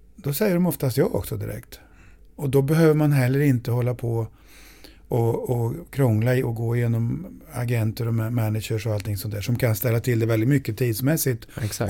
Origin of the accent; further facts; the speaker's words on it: Sweden; jag är svensk